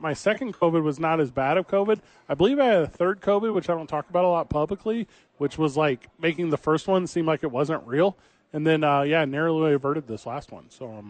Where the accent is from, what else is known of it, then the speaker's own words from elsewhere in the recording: St. Louis, Missouri, United States; I grew up in St. Louis, Missouri. I was doing radio in St. Louis, Missouri.